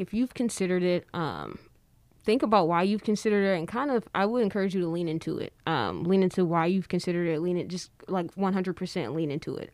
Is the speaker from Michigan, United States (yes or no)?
yes; Detroit, Michigan, United States; I'm from Detroit